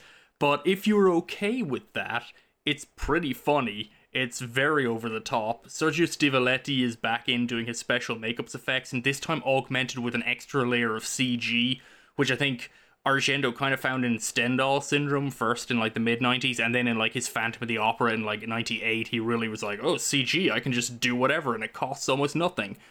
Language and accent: English; Ireland; now in United States; growing up in Ireland